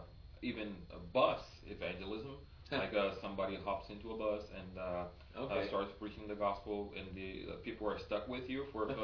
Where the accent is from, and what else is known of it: Brazil; born or raised there; also born or lived in United States